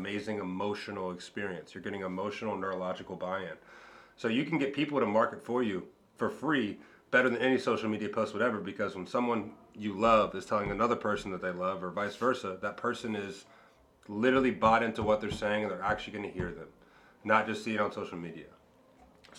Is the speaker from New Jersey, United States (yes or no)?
no; Cincinnati, Ohio, United States; also born or lived in Miami Beach; go back to my hometown